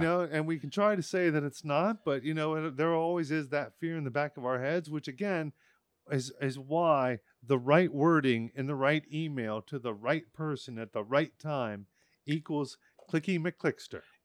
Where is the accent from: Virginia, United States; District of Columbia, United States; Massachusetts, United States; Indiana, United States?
District of Columbia, United States; Washington; I was in the Washington, D C area